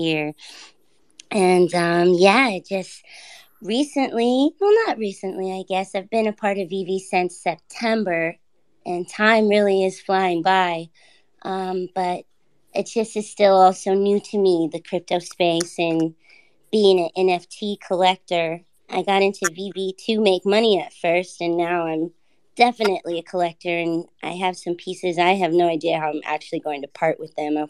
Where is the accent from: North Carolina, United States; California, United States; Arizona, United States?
California, United States; Los Angeles; now in Northern California, United States; I'm from Los Angeles, so I am a Los Angeles native and currently living in Northern California